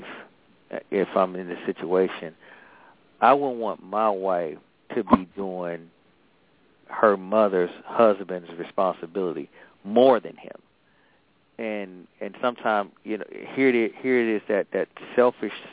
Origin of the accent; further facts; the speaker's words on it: Atlanta, Georgia, United States; now in Maryland, United States; I'm from Atlanta